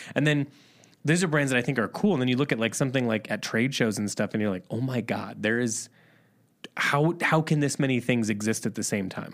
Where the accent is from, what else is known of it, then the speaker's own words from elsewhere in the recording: Midwest, United States; also born or lived in Chicago; We're from the Midwest